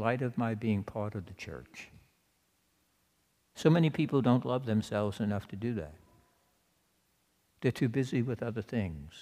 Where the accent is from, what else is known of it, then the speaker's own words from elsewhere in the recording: Louisiana, United States; I'm from Louisiana.